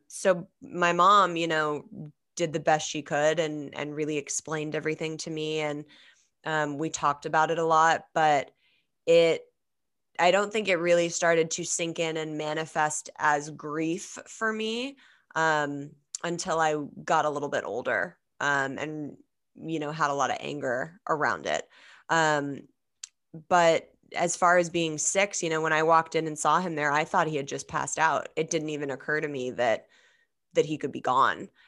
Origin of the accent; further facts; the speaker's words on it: Los Angeles, California, United States; I grew up in Los Angeles